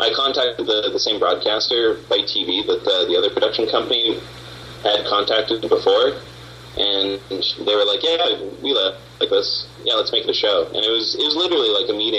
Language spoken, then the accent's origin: English; Canada; I'm Canadian. Everybody who works on the show is Canadian